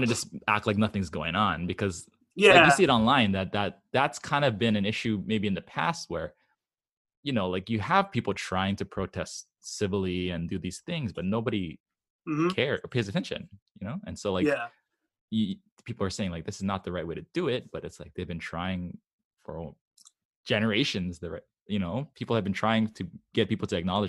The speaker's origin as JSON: {"language": "English", "region": "Hawaii", "country": "United States", "said": "Because I'm from Hawaii and I'm an idiot. I don't know how to pronounce anything other than Japanese names and Hawaiian names."}